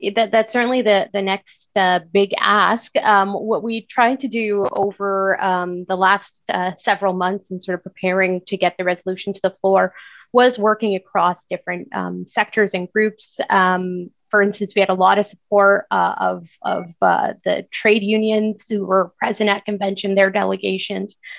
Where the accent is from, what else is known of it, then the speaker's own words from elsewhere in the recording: Ramallah, West Bank, Palestine; moved away; I am Palestinian. I was born in Ramallah. Um, my family is still there.